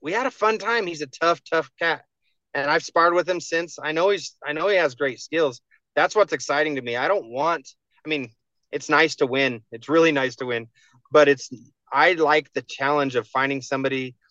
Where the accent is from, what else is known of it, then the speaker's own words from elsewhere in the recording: New Mexico, United States; my home state